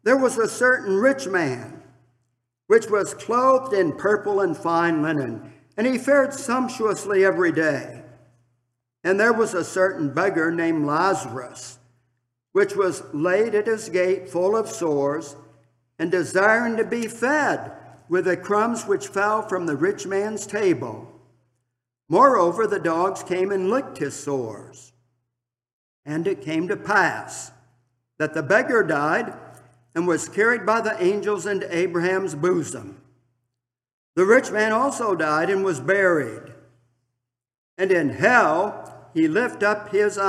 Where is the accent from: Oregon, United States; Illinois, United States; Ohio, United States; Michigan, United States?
Michigan, United States; Milan; serving my hometown congregation of Milan, Michigan, as a deacon